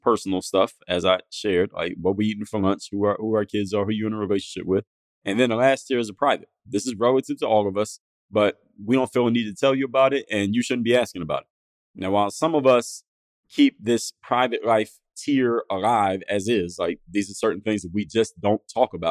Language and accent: English; Philadelphia, Pennsylvania, United States; moved away; Where I grew up in Philadelphia, my house that I grew up in was across the street from a church.